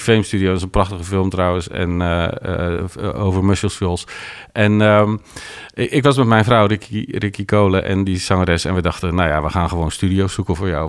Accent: Netherlands; want ik kom uit Nederland.

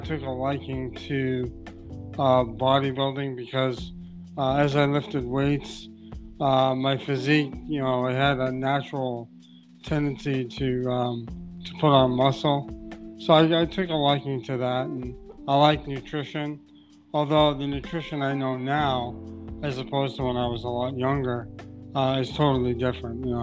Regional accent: Brockton, Massachusetts, United States; I grew up in Brockton, Massachusetts

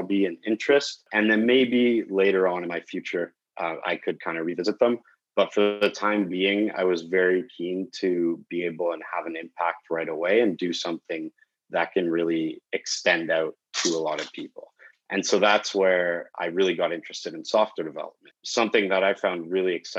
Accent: Calgary, Alberta, Canada; also born or lived in Belgium / Europe / Toronto; Eventually, I ended up moving to Calgary, Alberta

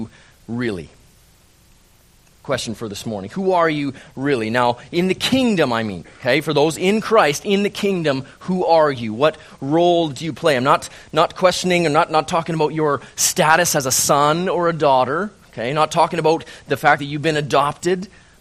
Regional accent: Calgary, Alberta, Canada; moved away; born and raised in Calgary

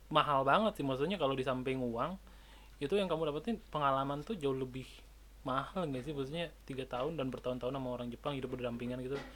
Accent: Bali, Indonesia; kan kita orang Bali

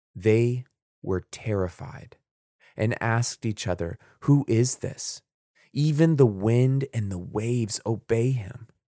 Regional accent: Florida, United States; I grew up in Florida

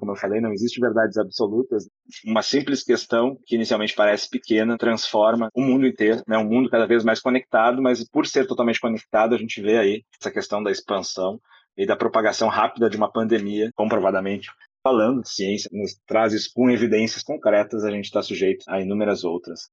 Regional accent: interior of Rio Grande do Sul, Brazil; Eu sou do interior do Rio Grande do Sul.

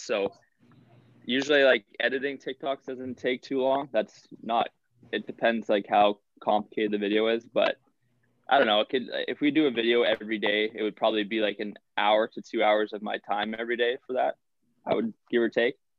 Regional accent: Winkler, Manitoba, Canada; moved away as an adult; now in Superior, United States; that was my hometown. Like I grew up in Winkler

